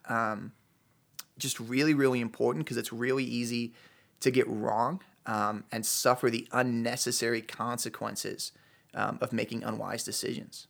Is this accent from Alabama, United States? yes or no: no; Chicago, Illinois, United States; moved away as an adult; now in Utah, United States; I'm originally from Chicago.